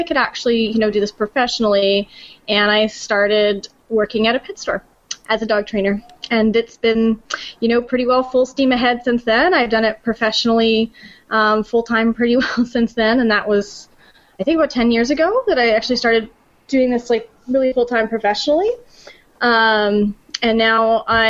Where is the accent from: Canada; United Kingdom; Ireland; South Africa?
Canada; moved away; I'm from Canada